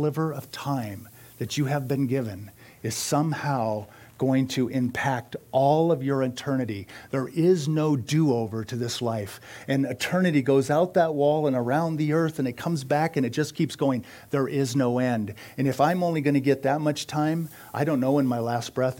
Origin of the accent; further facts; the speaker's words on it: United States; I am an American